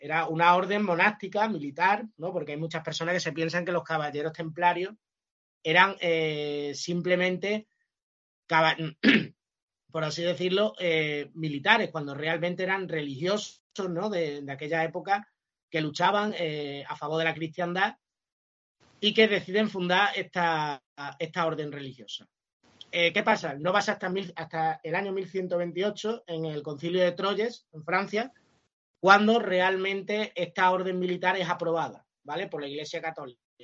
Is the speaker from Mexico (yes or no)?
no; Almendralejo, Extremadura, Spain; mi pueblo natal, que es, que es Almendralejo